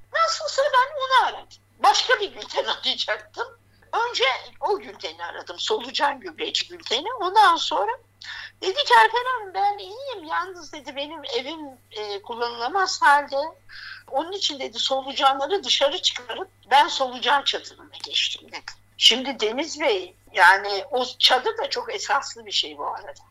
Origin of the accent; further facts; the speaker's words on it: Gaziantep, Turkey; now in Hatay, Turkey; ben Antepliyim